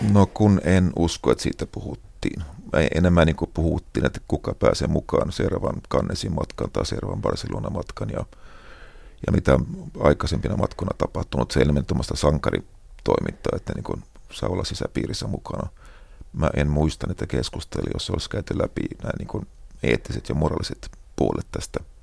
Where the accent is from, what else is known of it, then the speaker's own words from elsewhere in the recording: Finland; minä olen Suomesta